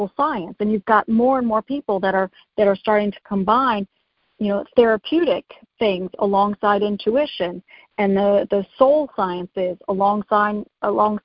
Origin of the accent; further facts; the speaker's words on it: United States; I'm from United States